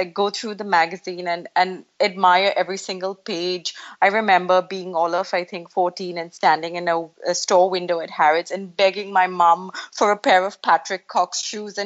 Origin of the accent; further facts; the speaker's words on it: Mumbai, Maharashtra, India; I've been born and brought up in Mumbai in India, but my father's Arab and my mum is Indian.